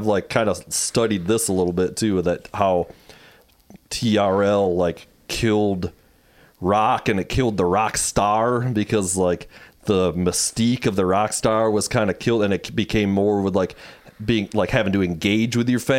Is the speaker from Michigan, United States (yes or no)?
yes; Muskegon, Michigan, United States; now in Grand Rapids, United States; But we grew up in Muskegon, so I wasn't here in Grand Rapids